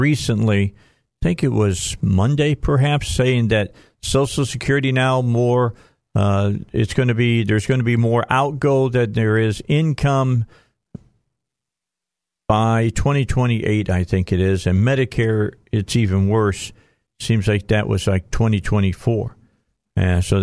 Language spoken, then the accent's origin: English; Northwest Indiana, United States; also born or lived in Kentucky; I grew up in Northwest Indiana. I'm a Hoosier.